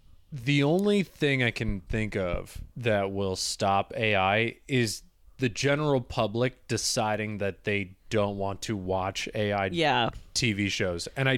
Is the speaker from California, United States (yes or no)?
no; Michigan, United States; I'm from Michigan